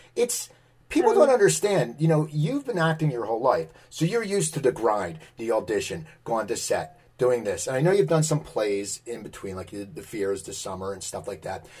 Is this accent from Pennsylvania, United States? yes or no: yes; near Philadelphia, Pennsylvania, United States; I grew up near Philadelphia, and I, I moved back here